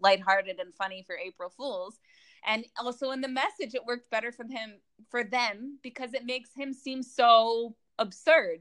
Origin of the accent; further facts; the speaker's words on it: Los Angeles, California, United States; moved away as an adult; now in Israel; I'm originally from Los Angeles, but I, I made Aliyah and I moved to Israel four years ago